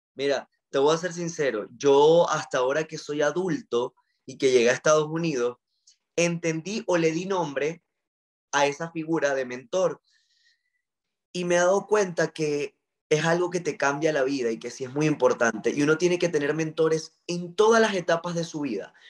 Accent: Maracaibo, Zulia, Venezuela; yo soy de Venezuela, nací en Maracaibo, estado Zulia

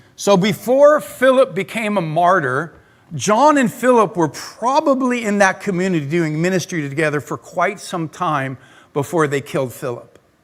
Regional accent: Claremont, California, United States; also born or lived in La Verne / Pomona; when I was really little, I grew up in Claremont. Then I moved to Laverne in my junior high, high school years. And then I lived in Pomona for a number of years all over the place

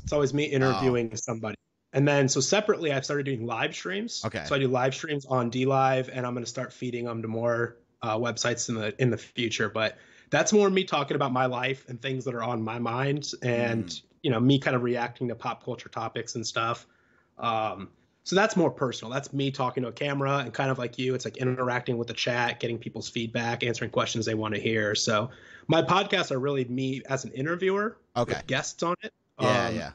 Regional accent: San Diego, California, United States; now in Nashville, United States; I'm from San Diego originally.

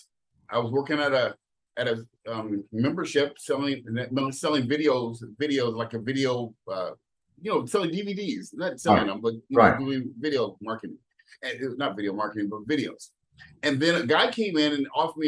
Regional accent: San Jose, California, United States; moved away as an adult; now in Jacksonville, United States; when I was 18 years old, I had a very unique situation. I moved from San Jose.

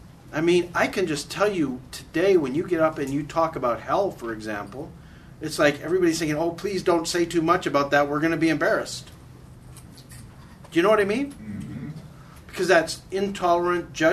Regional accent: Canada; moved away as an adult; now in United States; I'm a Canadian. I did not move here until I was 36

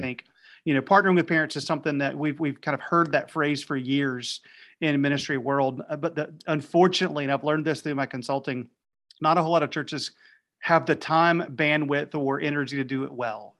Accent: Raleigh, North Carolina, United States; now in Wilmington, United States; I was in Raleigh, North Carolina, wh, which is my hometown.

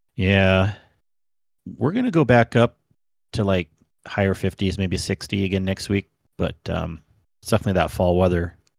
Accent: California, United States; now in Utah, United States; I grew up in California. I loved that place

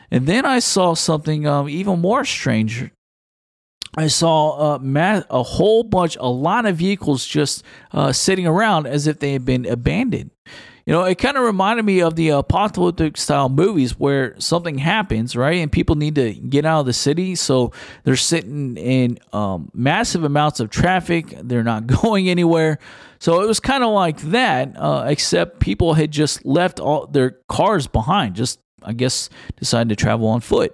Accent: Houston, Texas, United States; Houston, Texas, which is my hometown where I am originally from

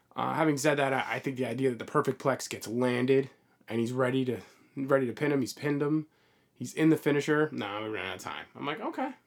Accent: United States; as an American crowd, we as Americans

